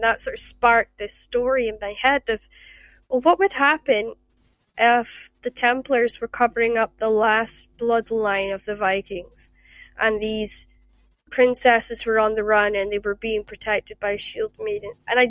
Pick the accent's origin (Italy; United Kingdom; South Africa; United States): United Kingdom; Shetland, Scotland; also born or lived in Aberdeen / Glasgow; I came from down from Shetland, and I've lived in Aberdeen. I've spent time in Aberdeen. I've spent time in Kirkcaldy and Dundee, and I lived in Glasgow for a number of years